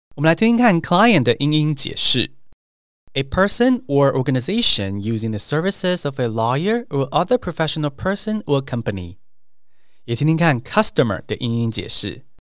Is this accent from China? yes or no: no; Taiwan; 我也是台湾土生土长学英文的